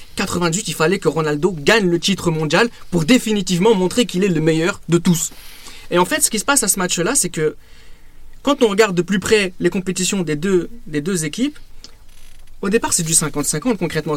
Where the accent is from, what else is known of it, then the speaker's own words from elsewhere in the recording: France; nous, en tant que Français